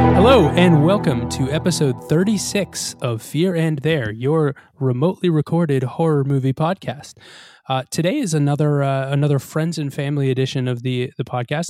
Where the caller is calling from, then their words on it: Coventry, Rhode Island, United States; I'm calling in from Coventry, Rhode Island